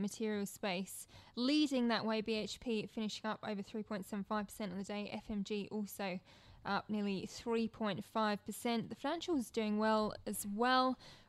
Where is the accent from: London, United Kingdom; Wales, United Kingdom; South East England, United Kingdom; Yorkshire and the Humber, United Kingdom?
London, United Kingdom; now in Sydney, Australia; in London, in my hometown.